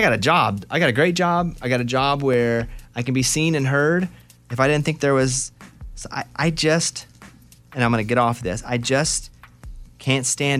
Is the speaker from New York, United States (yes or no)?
no; Arkansas, United States; Now, I grew up in Arkansas. Spent all my life there. I'm proud of it.